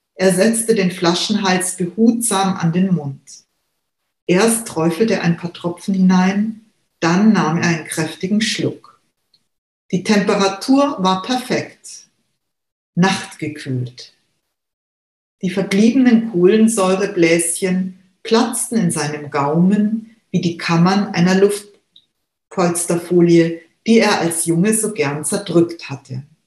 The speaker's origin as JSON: {"language": "German", "town": "Munich", "region": "Bavaria", "country": "Germany", "tie": "born or raised there", "said": "ich bin in Giesing aufgewachsen, äh, besser gesagt in Untergiesing. Und ich lebe jetzt seit über 25 Jahren in Obergiesing."}